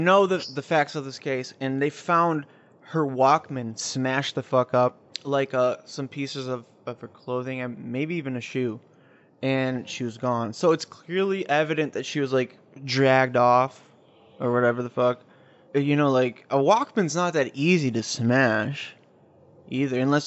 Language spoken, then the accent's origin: English; Chicago, Illinois, United States; also born or lived in Arlington Heights, Illinois; I was born and raised in Chicago, but moved to the burbs